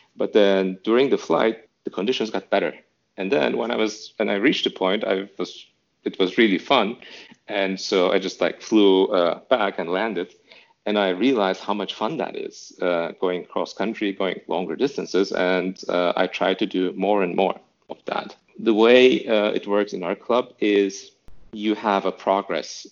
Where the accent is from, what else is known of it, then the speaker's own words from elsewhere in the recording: Istanbul, Turkey; moved away as an adult; now in Berlin, Germany; I'm from Istanbul originally. So in Istanbul, Turkey, there's not much of an aviation culture